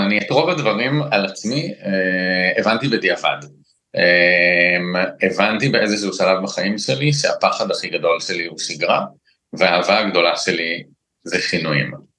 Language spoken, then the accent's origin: Hebrew; Israel; אני מושבניק